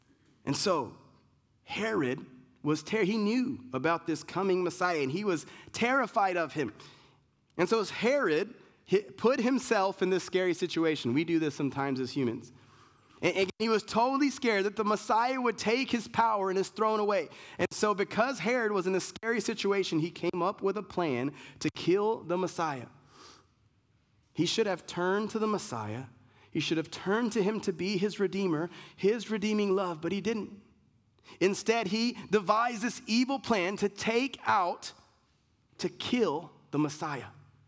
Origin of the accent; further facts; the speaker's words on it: Germany; born there; I was born in Germany. My family's Puerto Rican. I lived in a bunch of places